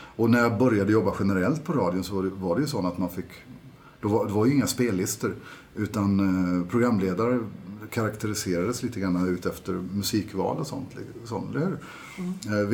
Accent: Karlskrona, Blekinge, Sweden; moved away as an adult; now in Norway; Jag är ju från Karlskrona nere i Blekinge

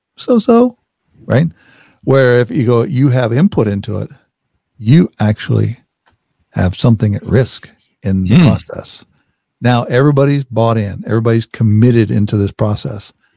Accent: Wichita, Kansas, United States; I grew up in Wichita, Kansas.

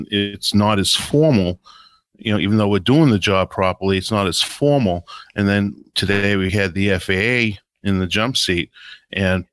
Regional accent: Boston, Massachusetts, United States; I'm a guy from Boston. I'm the guy from Boston, and you know, kind of have that street talk

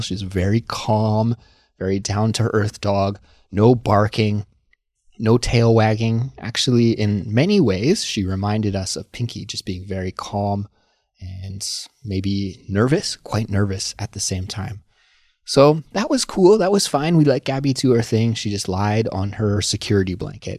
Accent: Canada; moved away as an adult; now in Seoul, South Korea; as a Canadian person who lives abroad in Seoul, South Korea

